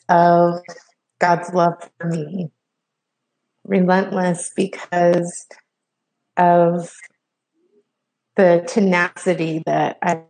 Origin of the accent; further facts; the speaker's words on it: Salt Lake City, Utah, United States; born there; now in Los Angeles, United States; Well, so I was born in Salt Lake City, Utah, and now I'm in Los Angeles, California, and I moved all over the West Coast. I moved a lot as a child.